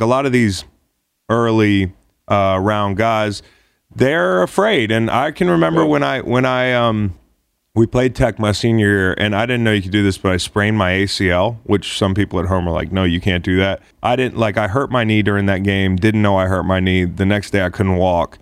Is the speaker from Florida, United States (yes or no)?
no; Charlottesville, Virginia, United States; I grew up in Charlottesville